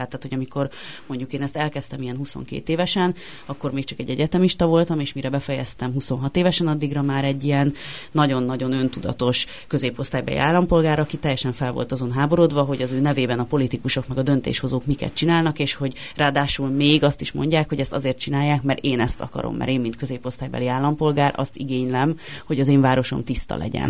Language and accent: Hungarian; Budapest, Hungary; Pasaréten nőttem fel